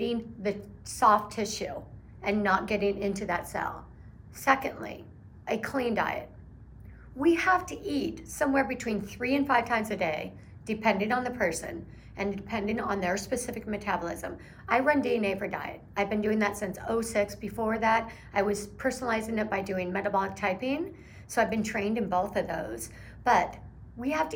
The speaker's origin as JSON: {"language": "English", "region": "Oregon", "country": "United States", "said": "I'm from Oregon"}